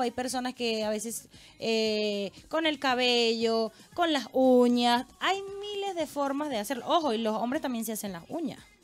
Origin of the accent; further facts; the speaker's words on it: Lara, Venezuela; moved away; de donde yo soy, que es del estado Lara, hay un pequeño pueblo también montañoso que se llama Cubiro